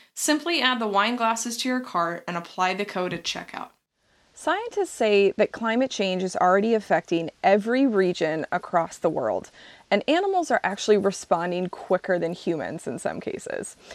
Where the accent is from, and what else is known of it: Texas, United States; now in Seattle, United States